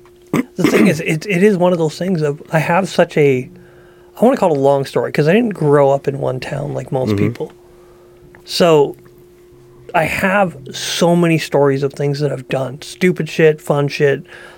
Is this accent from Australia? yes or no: no; Dryden, Ontario, Canada; born there; So I was born in Ontario, Dryden, Ontario, tiny little town.